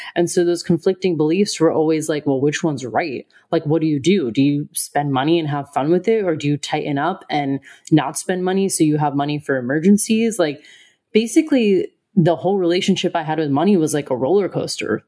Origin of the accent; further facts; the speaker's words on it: United States; moved away; I'm from America.